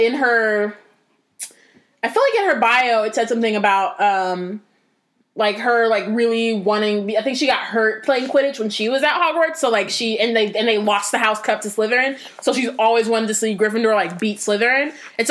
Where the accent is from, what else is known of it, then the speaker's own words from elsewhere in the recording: Northern California, United States; I'm from Northern California.